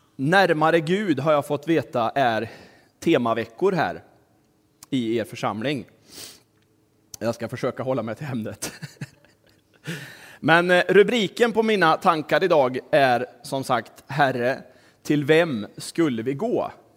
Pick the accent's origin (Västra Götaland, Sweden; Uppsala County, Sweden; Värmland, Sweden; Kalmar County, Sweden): Värmland, Sweden; Kristinehamn; also born or lived in Tanzania / Dalarna / Västerbotten / Stockholm; Min pappa var ju predikant, så vi flyttade till Kristinehamn nittonhundraåttio. Och där växte jag upp och gick i skola